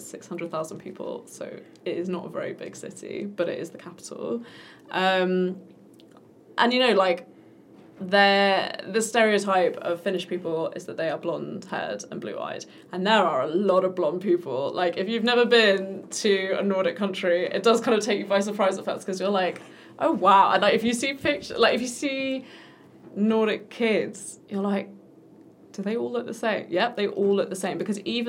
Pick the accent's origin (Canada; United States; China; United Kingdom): United Kingdom; England; Which, as an English person, is like, wow. Yeah. Because in England, the people who speak languages are the children of migrants